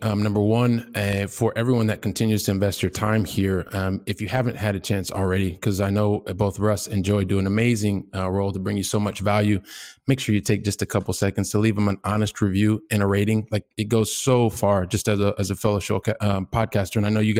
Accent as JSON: {"language": "English", "region": "Ohio", "country": "United States", "lives_now": "Barcelona, Spain", "said": "yes, I'm in Barcelona, Spain, but I'm a guy who started out from the Midwest. I'm from Ohio. By the time I was 12, we'd lived in like three different states, probably seven or eight different homes."}